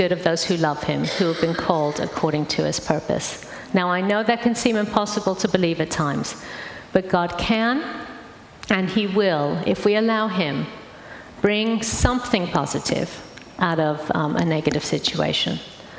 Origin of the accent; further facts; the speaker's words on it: St. Louis, Missouri, United States; Because my accent's changed quite a bit. But I grew up in St. Louis in the middle of America.